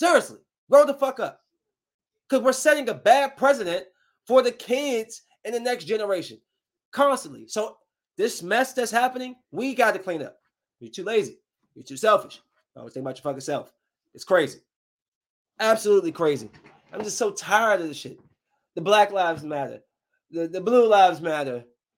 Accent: Bowie, Maryland, United States; I'm from Bowie, from the freaking suburbs.

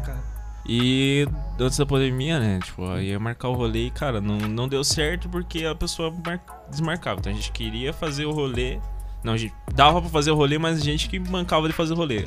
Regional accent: Paranaguá, Paraná, Brazil; tenho 18 anos também, galera. Sou natural aqui de Paranaguá também

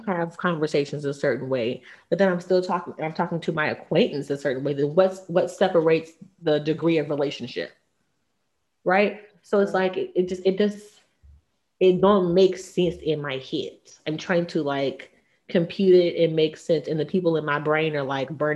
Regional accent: the South, United States; I'm from the South. I was raised that you have one husband, one wife

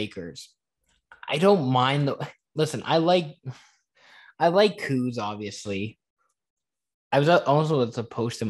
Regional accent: Seattle, Washington, United States; I'm from Seattle.

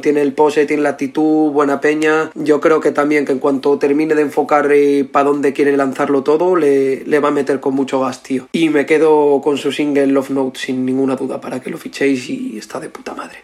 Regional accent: Gijón, Asturias, Spain; soy de Gijón

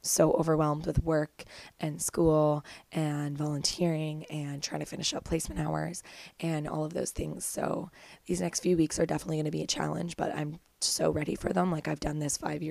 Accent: Kemmelford, Ontario, Canada; moved away as an adult; now in Toronto, Canada; There's just a lot of people in my house in Kemmelford

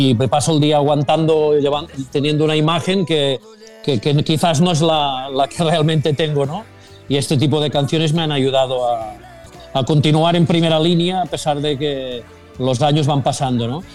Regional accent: Sabadell, Catalonia, Spain; los que somos de Sabadell

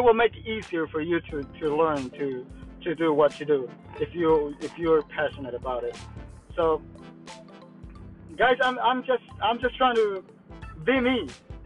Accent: Guatemala; first language Mayan language; English is a second language; now in Florida, United States; I'm from Florida, but I'm originally from Guatemala.

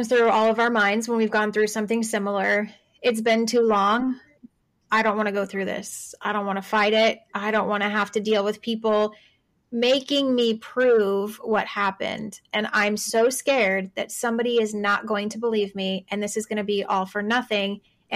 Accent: Arizona, United States; moved away as an adult; now in Texas, United States; I'm from Arizona. I've recently moved to Texas

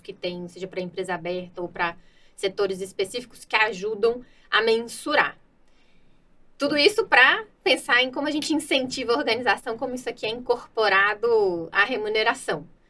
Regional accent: Minas Gerais, Brazil; Eu sou mineira

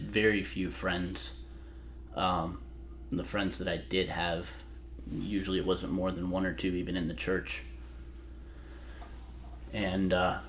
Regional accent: Michigan, United States; moved away as an adult; Michigan. Lived, yeah. Was born and lived the same place till I was 22.

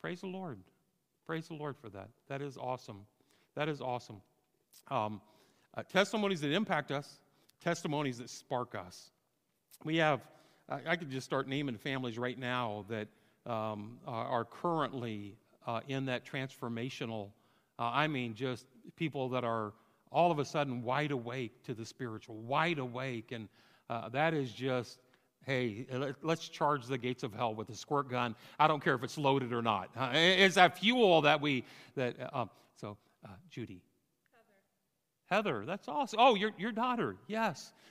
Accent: Fort Madison, Iowa, United States; moved away as an adult; also born or lived in California; now in Rosedale, United States; came back to Fort Madison, Iowa

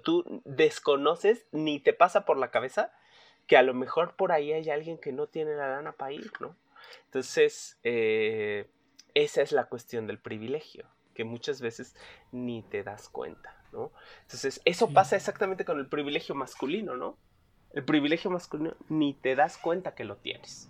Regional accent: Mexico City, Mexico; yo nací enfrente de Tepito, en Tlatelolco, fui a una escuela pública

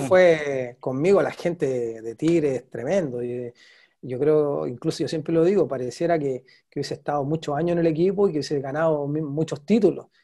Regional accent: Chile; moved away as an adult; also born or lived in Mexico; nosotros los chilenos

